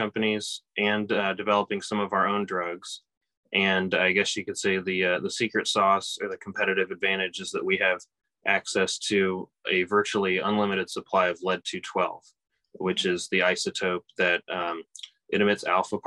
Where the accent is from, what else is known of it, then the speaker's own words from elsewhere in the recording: Kansas City, Kansas, United States; moved away as an adult; also born or lived in St. Louis, Missouri / Seattle, Washington; now in Indiana, United States; I grew up in Kansas, in Kansas City